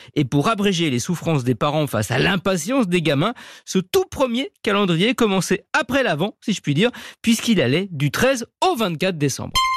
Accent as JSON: {"language": "French", "country": "France", "said": "chez nous en France"}